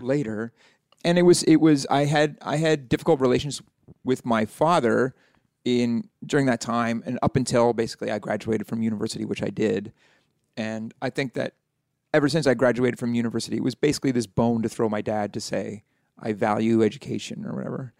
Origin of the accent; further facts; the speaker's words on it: Halifax, Nova Scotia, Canada; I'm, uh, from Halifax, Nova Scotia